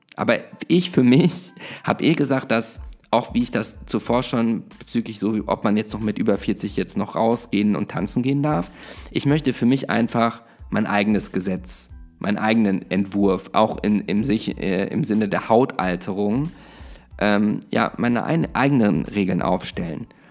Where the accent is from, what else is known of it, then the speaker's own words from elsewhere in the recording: Germany; bei uns in Deutschland